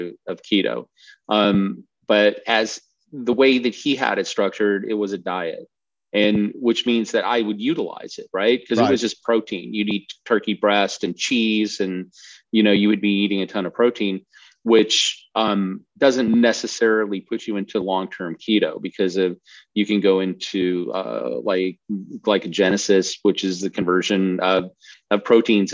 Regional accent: Colorado, United States; I grew up in Colorado, so I skied

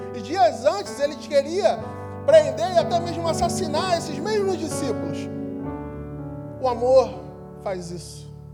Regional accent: Rio de Janeiro, Brazil; nós, cariocas, que chamamos todo mundo de irmão

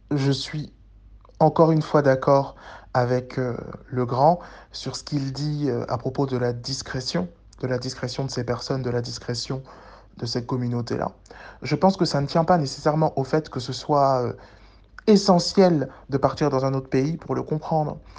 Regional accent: Pointe-Noire, Republic of the Congo; je suis originaire du Congo-Brazzaville particulièrement dans, la, ville de, de Pointe-Noire

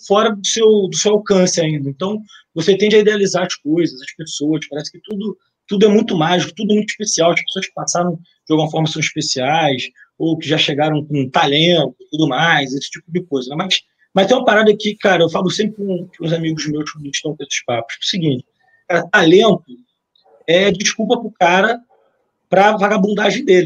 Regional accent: Nova Iguaçu, Rio de Janeiro, Brazil; Eu sou oriundo de Nova Iguaçu

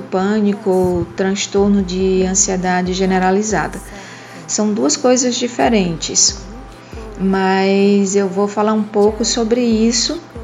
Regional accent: Ceará, Brazil; Sou cearense, moro em Fortaleza

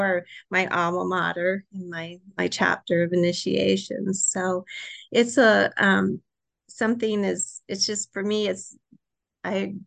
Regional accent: Michigan City, Indiana, United States; also born or lived in Greencastle, Indiana; I grew up in Michigan City, Indiana

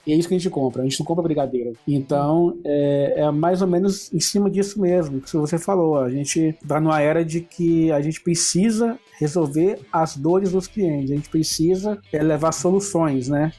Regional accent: Brazil; como bom brasileiro que somos

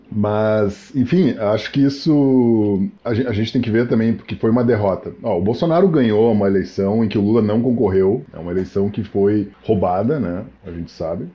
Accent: Rio Grande do Sul, Brazil; also born or lived in Niterói; now in São Bernardo do Campo, Brazil; minha terra, Rio Grande do Sul

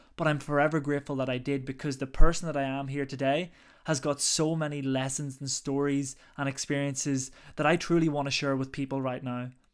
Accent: Ireland; now in London, United Kingdom; I'm originally from Ireland, but currently now based, living in London at the moment.

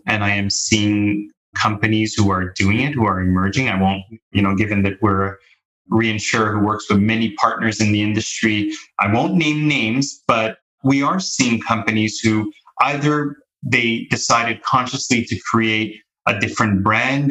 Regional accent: Montreal, Quebec, Canada; moved away as an adult; I'm born and raised in Canada, in Montreal

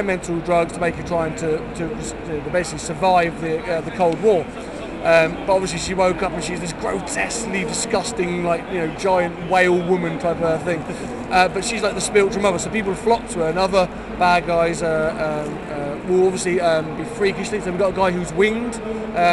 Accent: United Kingdom; we're British

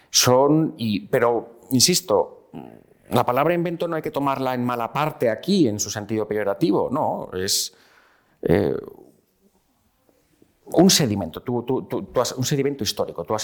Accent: Spain; Yo soy un español de 1982, con lo cual yo no soy un español de la transición

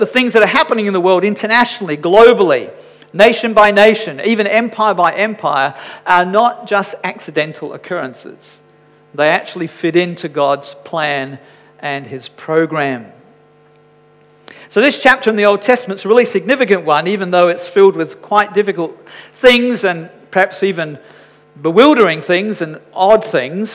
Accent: Scotland, United Kingdom; I'm Scottish

